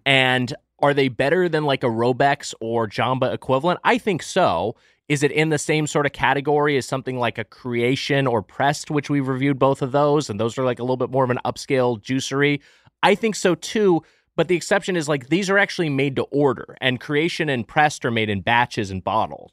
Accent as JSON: {"language": "English", "region": "Southern California", "country": "United States", "tie": "born or raised there", "said": "I grew up in Southern California"}